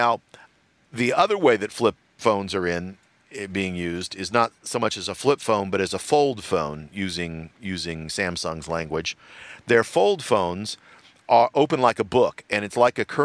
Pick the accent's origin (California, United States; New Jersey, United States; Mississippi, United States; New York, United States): California, United States; Los Angeles; I am from the L.A. area